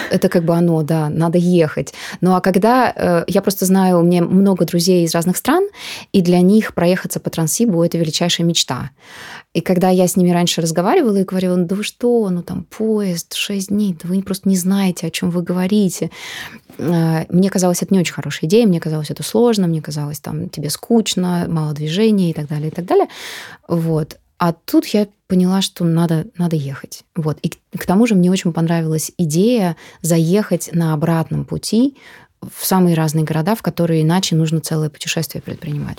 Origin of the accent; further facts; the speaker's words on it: Moscow, Russia; Мы такие москвичи